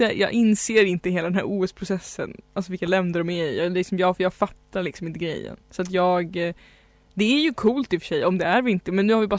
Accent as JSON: {"language": "Swedish", "town": "Stockholm", "region": "Stockholm County", "country": "Sweden", "tie": "born or raised there", "said": "Stockholm är ju då min hemstad"}